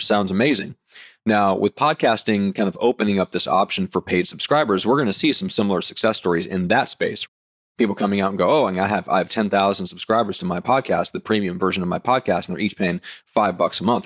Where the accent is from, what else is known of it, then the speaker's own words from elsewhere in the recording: Nebraska, United States; I'm from Nebraska, so let's say cornfields